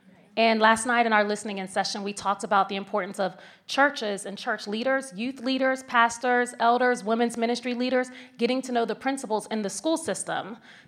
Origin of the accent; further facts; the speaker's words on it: Virginia, United States; Where are you from? Tell me. I'm from Virginia.